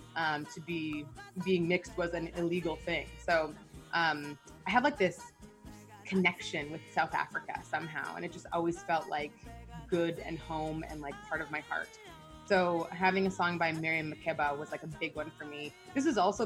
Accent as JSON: {"language": "English", "country": "Canada", "tie": "born or raised there", "also_born_or_lived": "Nigeria", "said": "I was born in Nigeria. I'm half Nigerian, half Canadian."}